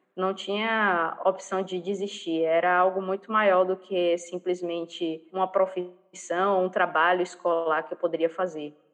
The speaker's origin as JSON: {"language": "Portuguese", "region": "Bahia", "country": "Brazil", "said": "eu sou baiana"}